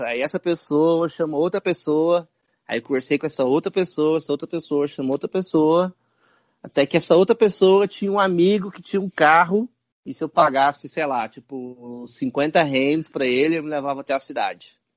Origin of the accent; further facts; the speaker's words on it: Goiás, Brazil; moved away as an adult; venho de Goiás